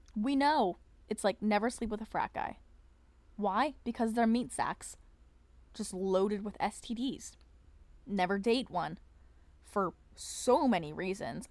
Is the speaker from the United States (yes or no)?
yes; Pennsylvania, United States; my hometown, like, it, which is in, like, P